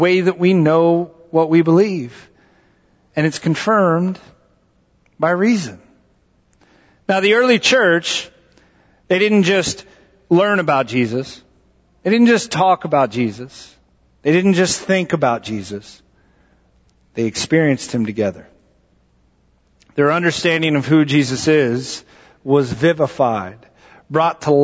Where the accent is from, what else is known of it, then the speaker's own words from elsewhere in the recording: Texas, United States; moved away; I'm from Texas